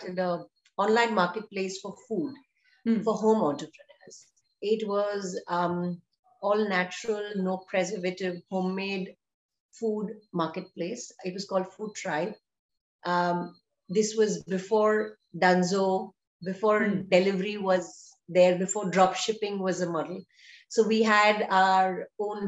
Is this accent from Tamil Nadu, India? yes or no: yes; Chennai, Tamil Nadu, India; moved away as an adult; now in Bangalore, India; I am from Chennai